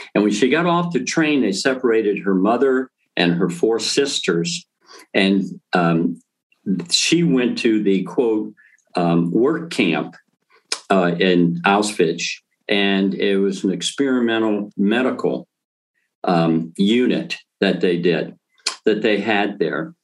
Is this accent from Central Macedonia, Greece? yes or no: yes; Thessaloniki, Central Macedonia, Greece; moved away; I was born in Greece, and um, a little town called Thessalonica.